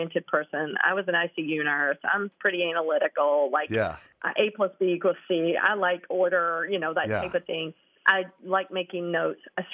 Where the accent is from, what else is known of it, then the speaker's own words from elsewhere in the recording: Eastern North Carolina, United States; I'm from, like, country North Carolina, Eastern North Carolina on a farm